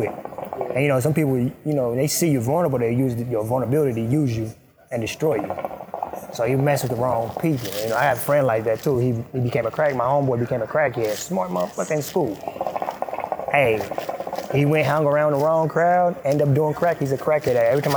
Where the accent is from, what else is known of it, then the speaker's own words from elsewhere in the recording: Sudan; first language Arabic; English is a second language; now in United States; I was born in Sudan